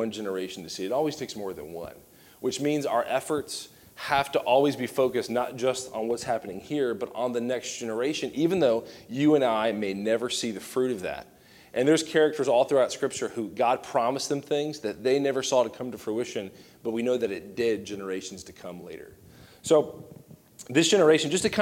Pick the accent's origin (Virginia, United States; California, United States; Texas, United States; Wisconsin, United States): Virginia, United States; Southern; I grew up in Southern Virginia